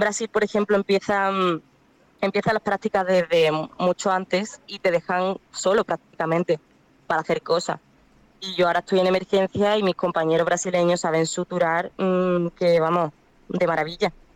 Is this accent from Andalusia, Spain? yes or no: yes; Málaga, Andalusia, Spain; moved away; also born or lived in Cádiz; yo soy de Málaga, pero estudio en Cádiz